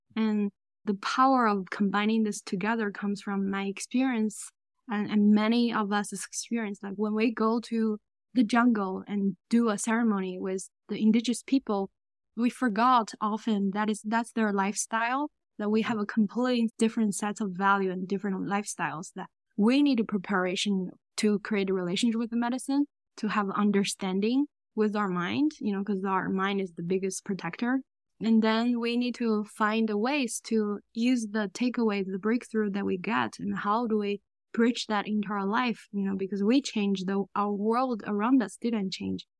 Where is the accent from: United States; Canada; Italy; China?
China; moved away; I grew up in China.